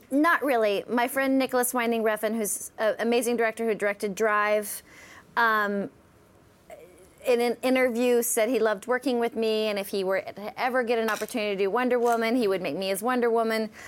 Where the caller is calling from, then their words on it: New York City, New York, United States; I'm calling from New York City.